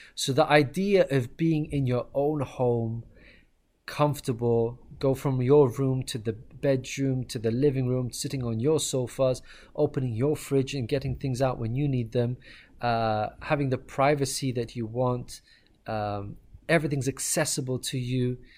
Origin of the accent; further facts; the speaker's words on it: Ireland; moved away; also born or lived in Pakistan; I was born and raised in Ireland.